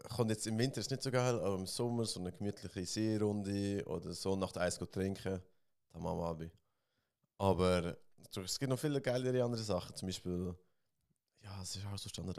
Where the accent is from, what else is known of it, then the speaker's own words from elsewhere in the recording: Switzerland; ich bin auch Schweizer